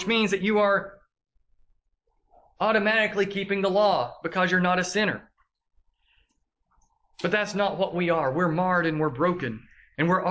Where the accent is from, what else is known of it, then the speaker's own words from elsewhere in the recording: the South, United States; accent: southern drawl; we have a southern drawl. They identify us as being from the South because they hear how we speak